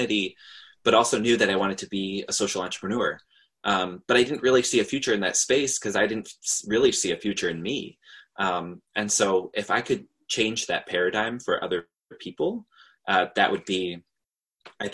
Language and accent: English; New York, United States; I'm from New York, so I can't really say that I've grown up in a super hate-filled society